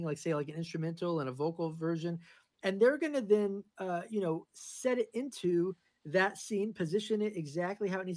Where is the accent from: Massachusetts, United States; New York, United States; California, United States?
New York, United States; moved away as an adult; also born or lived in Los Angeles; now in Nashville, United States; I live in Nashville now. I lived in LA for a long time. I'm originally from New York.